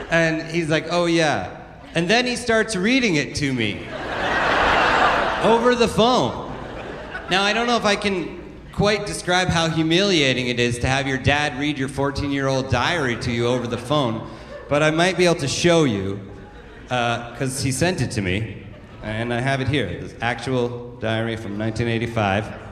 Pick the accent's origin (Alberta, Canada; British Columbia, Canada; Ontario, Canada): Alberta, Canada; now in Toronto, Canada; I grew up in the Bible Belt of uh, southern Alberta, and uh, well, even as a little kid, I always wanted to grow up and move to a big city like Toronto.